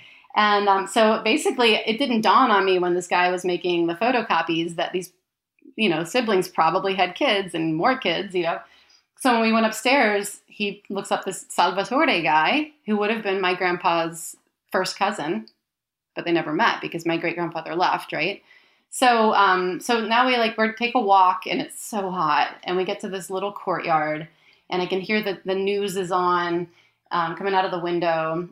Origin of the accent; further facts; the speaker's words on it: United States; moved away as an adult; now in Florence, Italy; I am American. All of my great grandparents were born in Italy